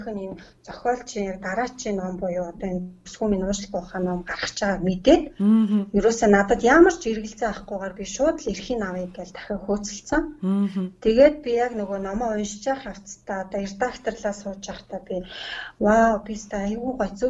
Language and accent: Mongolian; Khovd, Mongolia; Ховд аймагт төрж өссөн.